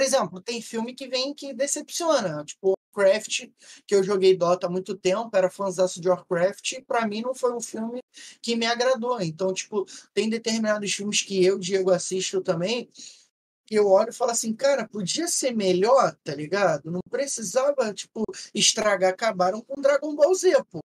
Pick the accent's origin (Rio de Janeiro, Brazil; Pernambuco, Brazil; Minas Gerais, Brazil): Rio de Janeiro, Brazil; eu sou do, do RJ